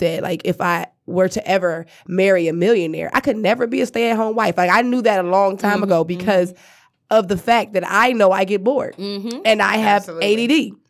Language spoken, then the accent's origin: English; Cleveland, Ohio, United States; I'm from Cleveland.